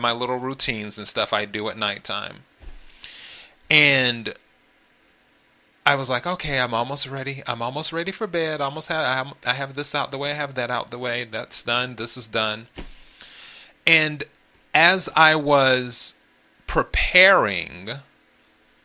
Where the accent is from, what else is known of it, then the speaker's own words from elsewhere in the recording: the Carolinas, United States; moved away; also born or lived in Los Angeles / Miami; originally, I'm from the Carolinas, so I'm a Carolina kid